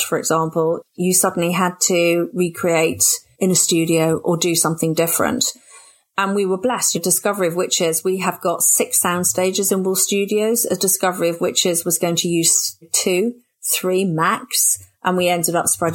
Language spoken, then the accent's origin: English; Oxford, South East England, United Kingdom; I was born and brought up in Oxford